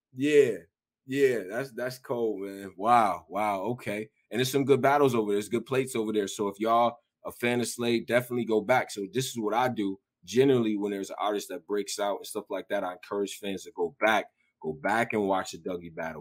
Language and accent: English; Rochester, New York, United States; I'm from Rochester, New York, so it's one of them cities like that too.